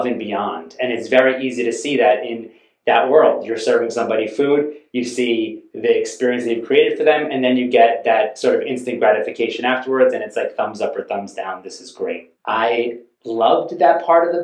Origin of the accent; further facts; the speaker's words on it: Westchester, New York, United States; I grew up in Westchester, New York